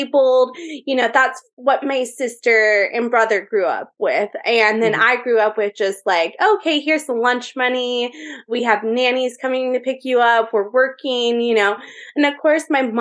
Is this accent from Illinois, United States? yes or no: no; Orange County, California, United States; also born or lived in Las Vegas; I am from Orange County, California